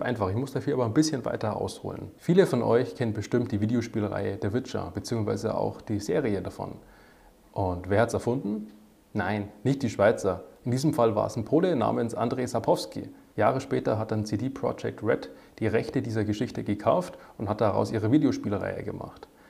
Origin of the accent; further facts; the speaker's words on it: Germany; bei uns in Deutschland